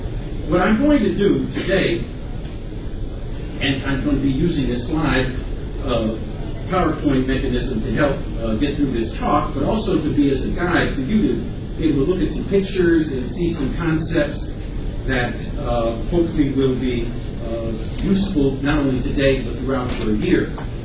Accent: Chicago, Illinois, United States; I am a Chicagoan

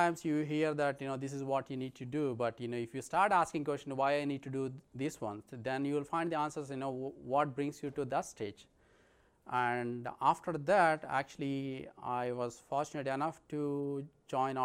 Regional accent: India; moved away as an adult; I'm from India

